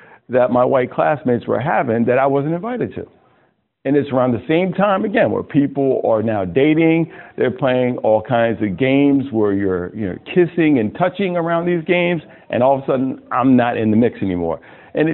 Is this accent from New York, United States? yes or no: yes; Westchester County, Hudson Valley, New York, United States; also born or lived in Ossining, New York; I grew up in Westchester County, the Hudson Valley, about maybe 40 minutes from Manhattan, real pretty area.